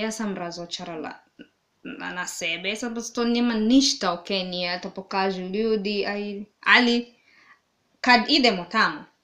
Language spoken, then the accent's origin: Croatian; Mombasa, Mombasa County, Kenya; Croatian is a second language; ja sam iz Mombase.